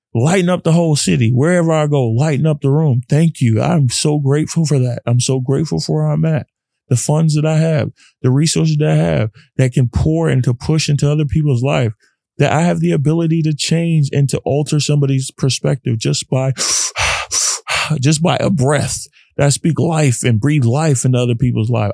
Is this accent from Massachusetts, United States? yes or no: no; Dallas, Texas, United States; growing up in Texas, a Texas boy